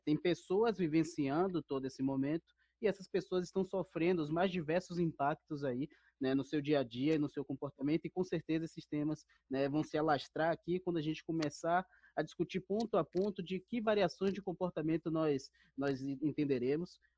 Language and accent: Portuguese; Bahia, Brazil; now in São Paulo, Brazil; sou baiano também